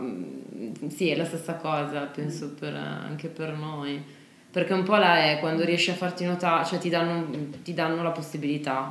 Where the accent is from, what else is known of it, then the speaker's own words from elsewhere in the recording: Italy; noi italiani